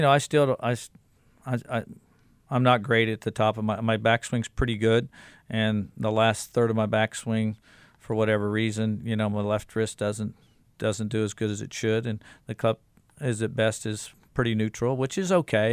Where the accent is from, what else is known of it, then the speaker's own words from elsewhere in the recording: Kansas City, Missouri, United States; I grew up in Kansas City